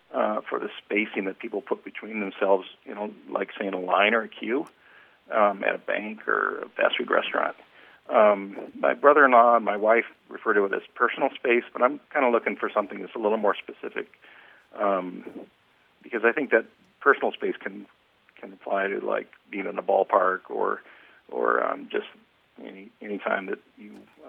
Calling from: Reno, Nevada, United States; I'm calling from Reno, Nevada.

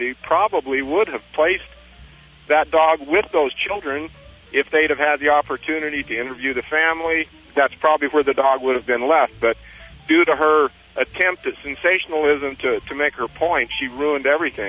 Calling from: Big Water, Utah, United States; I'm calling from Big Water, Utah, just down the road from Kanab, Utah

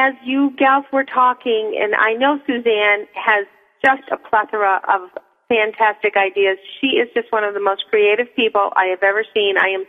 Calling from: New Hampshire, United States; I'm in New Hampshire, just north of Manchester.

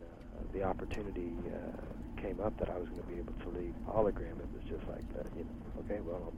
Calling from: Bloomington, Indiana, United States; Bloomington, Indiana.

